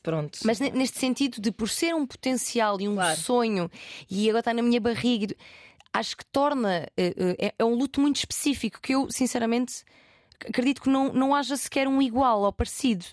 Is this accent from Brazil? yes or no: no; Portugal; sou português e o meu inglês é meio merda